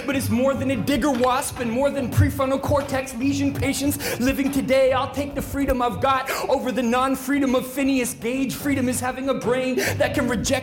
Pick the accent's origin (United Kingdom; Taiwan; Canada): Canada; British Columbia; moved away; I did some university studies where I come from, British Columbia.